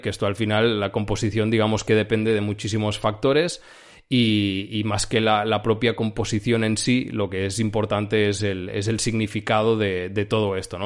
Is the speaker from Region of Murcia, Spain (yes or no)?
no; Girona, Catalonia, Spain; now in Barcelona, Spain; Yo soy de Girona, la zona de Girona, Cataluña